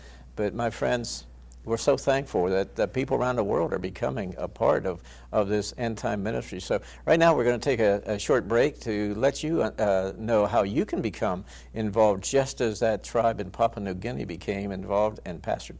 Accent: Orlando, Florida, United States; I'm from Orlando.

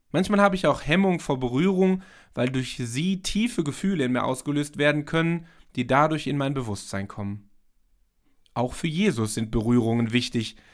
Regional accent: Germany; bei uns in Deutschland

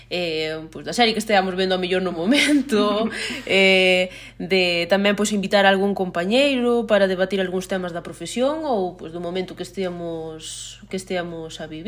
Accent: Teo, Galicia, Spain; teño 33 anos, son de Teo, eh, son a maior de tres irmáns, un chico e unha chica. Eh, sempre vivi na aldea e sigo vivindo

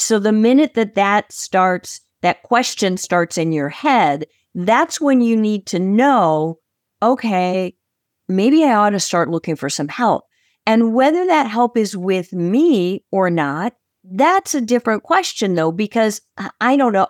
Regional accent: Chicago, Illinois, United States; I am from Chicago, Illinois.

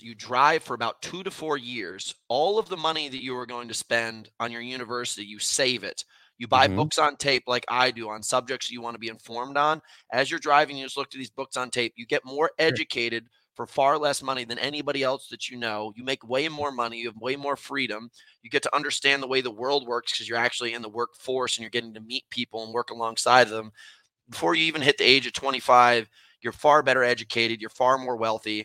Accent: United States; moved away; also born or lived in Connecticut / New York; My family, I'm from Connecticut and New York, and my dad's side of the family's in Detroit

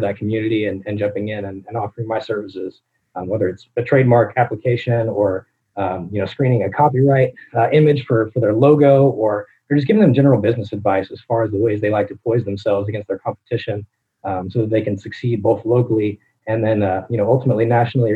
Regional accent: Southern Illinois, United States; I'm originally from Illinois, grew up in Southern Illinois, born and raised.

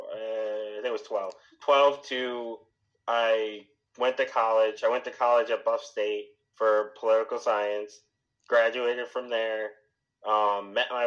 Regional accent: Buffalo, New York, United States; So I grew up in Buffalo, New York.

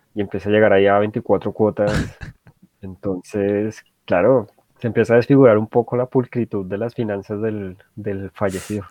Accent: Colombia; yo me imagino que de la mayoría de colombianos

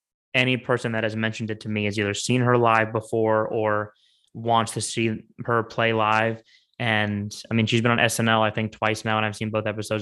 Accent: Orlando, Florida, United States; growing up in Orlando

